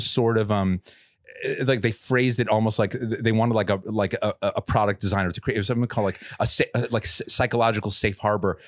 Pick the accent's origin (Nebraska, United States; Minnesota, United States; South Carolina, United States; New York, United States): New York, United States; moved away as an adult; now in San Francisco Bay Area, United States; I'm from New York, but I've lived in the Bay for you know, almost, almost a decade now